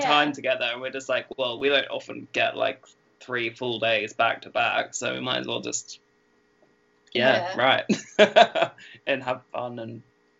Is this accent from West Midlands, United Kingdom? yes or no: no; Norwich, East of England, United Kingdom; we're just from Norwich.